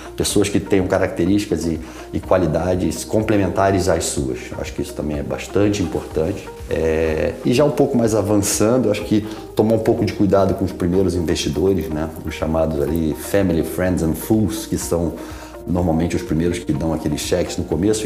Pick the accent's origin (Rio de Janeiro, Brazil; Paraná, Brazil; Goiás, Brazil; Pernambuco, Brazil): Rio de Janeiro, Brazil; moved away as an adult; also born or lived in São Paulo; now in United States; sou carioca, nascido em São Paulo